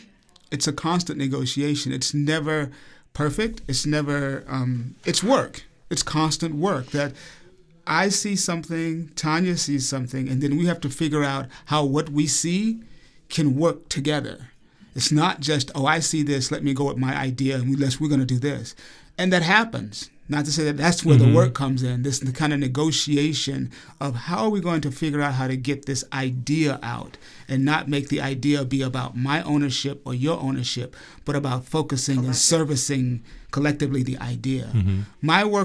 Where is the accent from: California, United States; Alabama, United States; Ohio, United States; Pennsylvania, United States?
Alabama, United States; accent: Southern; and that I grew up in Alabama. I left Alabama after high school, made strong commitments to get rid of my Southern accent